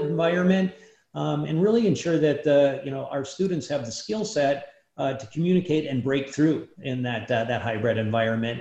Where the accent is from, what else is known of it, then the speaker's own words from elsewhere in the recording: Iron Mountain, Michigan, United States; my hometown in Iron Mountain